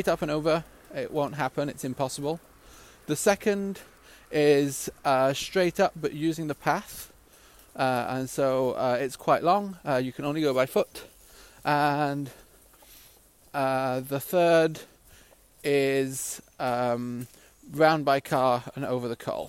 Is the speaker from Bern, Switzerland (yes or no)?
no; Gryon, Vaud, Switzerland; moved away; I grew up in Switzerland, a small village called Grillon.